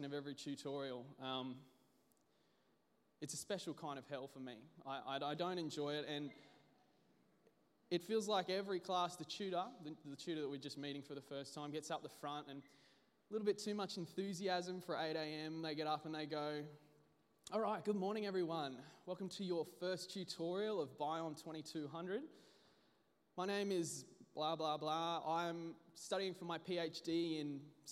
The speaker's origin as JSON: {"language": "English", "town": "Brisbane", "region": "Queensland", "country": "Australia", "said": "I'm from Brisbane"}